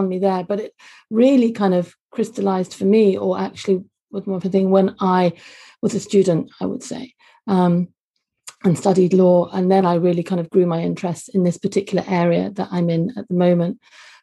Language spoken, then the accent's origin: English; London, United Kingdom; also born or lived in Glasgow, Scotland; You can't tell from my Scottish accent, but I was born and brought up for the first 3-4 years of my life actually in Glasgow. And then sadly my parents divorced and I moved down to London with my mum